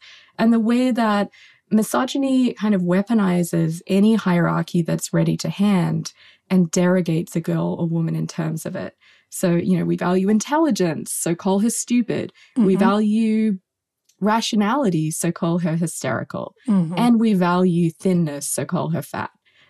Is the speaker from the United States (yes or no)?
no; Australia; misogyny and fatphobia were kind of crucially interconnected and intersected in this really deep way back when I was growing up in Australia.